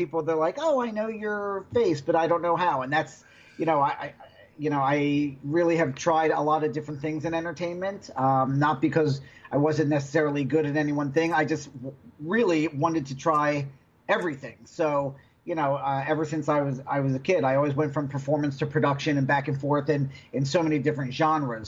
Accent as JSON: {"language": "English", "area": "outside of Philadelphia", "region": "Pennsylvania", "country": "United States", "tie": "born or raised there", "moved": "yes", "lives_now": "Los Angeles, United States", "said": "I grew up outside of Philadelphia, kind of in like cow country."}